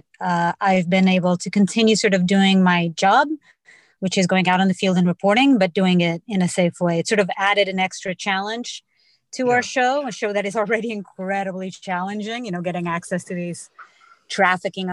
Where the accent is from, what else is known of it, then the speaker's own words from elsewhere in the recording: Portugal; moved away as an adult; now in United States; I grew up in Portugal